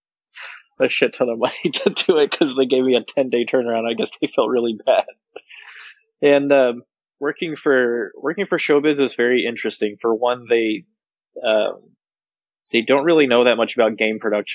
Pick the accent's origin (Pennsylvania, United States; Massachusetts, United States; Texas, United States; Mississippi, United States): Texas, United States; I'm from Texas